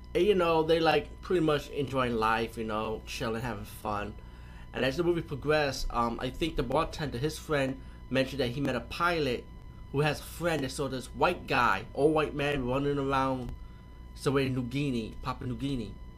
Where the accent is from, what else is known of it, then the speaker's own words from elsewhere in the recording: New York, United States; I'm from New York too